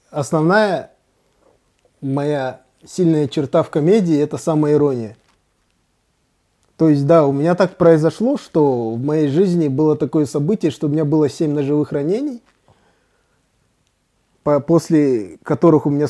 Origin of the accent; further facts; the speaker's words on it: Tashkent, Uzbekistan; also born or lived in Saratov / Kazakhstan / Saint Petersburg; Смотри, я родился в Саратове.